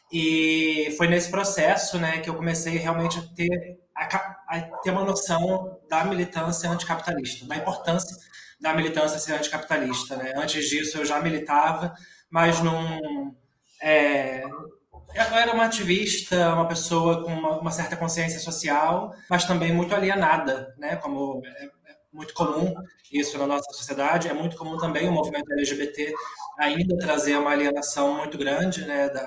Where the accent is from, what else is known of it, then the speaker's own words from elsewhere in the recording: São Gonçalo, Rio de Janeiro, Brazil; É, sou de São Gonçalo, filha de uma empregada, ex-empregada doméstica e um cobrador de ônibus. É, cresci sendo uma jovem no bairro do Zumbi, que é, que é uma periferia de São Gonçalo, que já é uma cidade periférica.